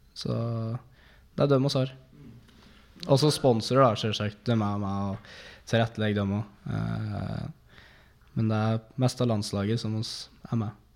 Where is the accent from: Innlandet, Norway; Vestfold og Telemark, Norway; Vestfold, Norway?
Innlandet, Norway; Dombås; Jeg er fra Dombås.